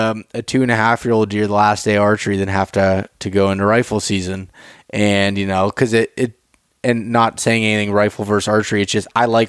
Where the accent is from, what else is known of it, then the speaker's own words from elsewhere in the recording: Pennsylvania, United States; my home state of Pennsylvania